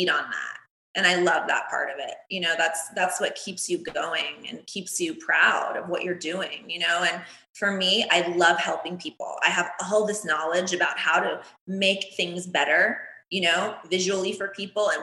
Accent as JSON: {"language": "English", "town": "Cocoa Beach", "region": "Florida", "country": "United States", "tie": "born or raised there", "also_born_or_lived": "New York", "moved": "yes", "lives_now": "Los Angeles, United States", "said": "When I was little, I grew up in Cocoa Beach, Florida, super sunny, hot all the time"}